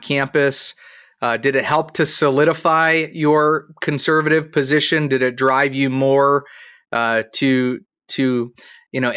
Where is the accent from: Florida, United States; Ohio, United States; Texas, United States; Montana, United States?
Ohio, United States; I'm from Ohio